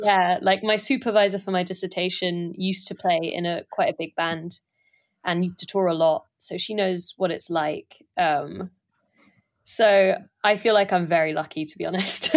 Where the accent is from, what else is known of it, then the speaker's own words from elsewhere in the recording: London, United Kingdom; also born or lived in south of France; I don't really speak Irish very well, um, 'cause I grew up in London